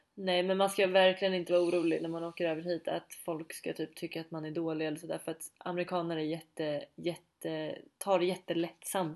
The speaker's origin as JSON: {"language": "Swedish", "country": "Sweden", "moved": "yes", "said": "vi ska åka hem till Sverige under jul"}